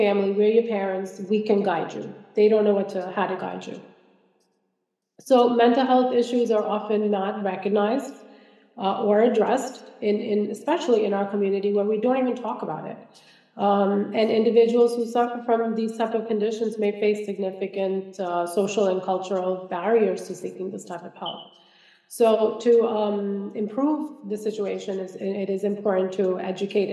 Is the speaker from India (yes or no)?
yes; Kerala, India; now in United States; I'm from Kerala.